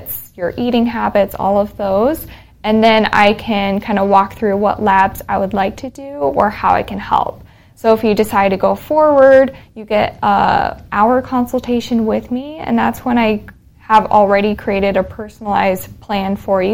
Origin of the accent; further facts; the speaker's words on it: rural Minnesota, United States; accent: northern; moved away as an adult; also born or lived in Texas / Fargo, North Dakota; now in Denton, United States; born in Texas. I moved up to Minnesota when I was 7 with my family. And so, very rural Minnesota, and then went to Fargo for pharmacy school